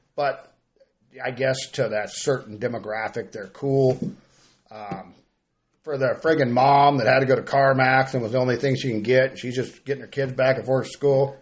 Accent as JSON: {"language": "English", "town": "Grass Valley", "region": "California", "country": "United States", "moved": "yes", "lives_now": "Gridley, United States", "said": "I moved to Gridley for duck hunting. You know, I'm from Grass Valley"}